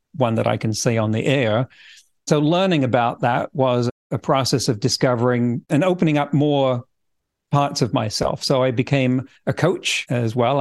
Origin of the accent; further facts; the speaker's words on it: England, United Kingdom; moved away as an adult; also born or lived in California; now in Vancouver Island, Canada; I grew up in England. In fact, my family didn't move from that county for several generations prior to me